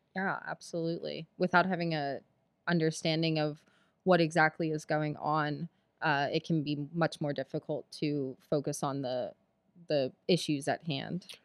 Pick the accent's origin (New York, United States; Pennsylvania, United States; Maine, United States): Pennsylvania, United States; Philadelphia; I grew up in Philadelphia